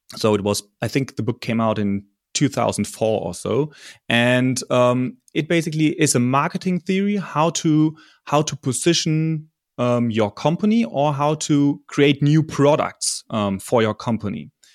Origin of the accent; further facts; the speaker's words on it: Germany; I'm from Germany